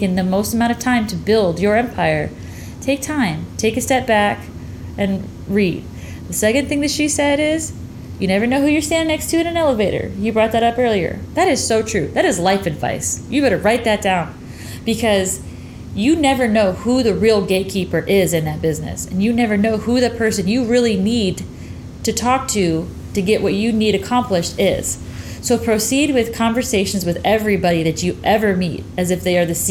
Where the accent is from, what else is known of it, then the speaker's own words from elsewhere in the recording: the North, United States; I was raised in the North, but I was raised with a Southern woman as a mother